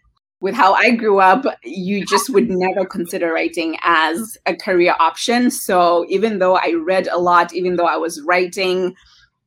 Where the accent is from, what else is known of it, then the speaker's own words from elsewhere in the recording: Harare, Zimbabwe; moved away as an adult; also born or lived in Bulawayo; now in United States; Yes, born and raised in Harare.